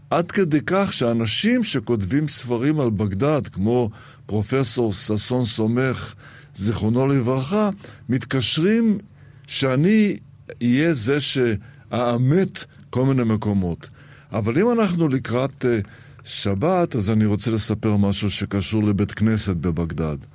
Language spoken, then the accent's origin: Hebrew; Israel; also born or lived in Iraq; הילדות שלי בעיראק היא בעצם ילדות יד שנייה, כיוון שנולדתי בעיראק, אבל בגיל שנתיים כבר הייתי בישראל, וזה בכלל סיפור. אני נולדתי בעיראק אחרי שהיהודים עזבו את עיראק.